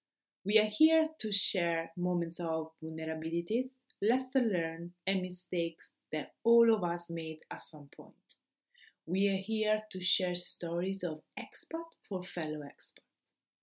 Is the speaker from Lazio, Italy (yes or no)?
yes; Rome, Lazio, Italy; now in Austria; I came from Rome, and the only Rome had 6 million citizens.